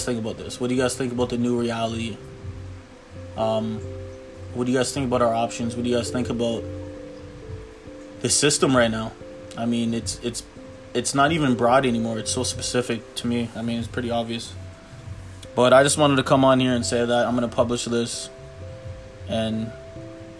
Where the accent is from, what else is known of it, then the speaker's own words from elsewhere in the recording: Toronto, Ontario, Canada; I'm from Toronto, Canada